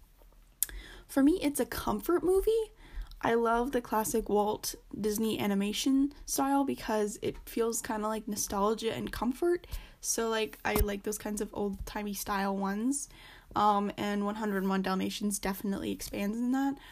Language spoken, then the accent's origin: English; Canada; I'm Canadian, so I don't live in America nor in California